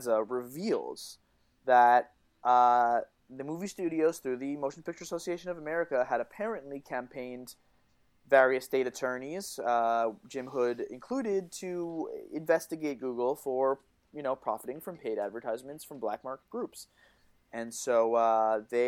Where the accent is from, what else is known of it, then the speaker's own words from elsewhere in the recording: Canada; I'm Canadian